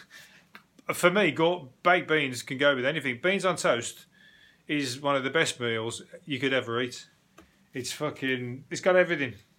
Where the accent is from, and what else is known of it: England, United Kingdom